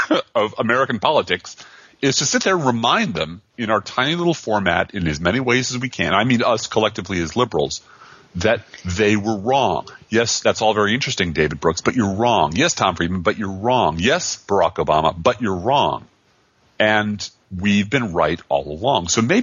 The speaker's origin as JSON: {"language": "English", "country": "Ireland", "said": "Being an Irishman and a writer, this happens to me."}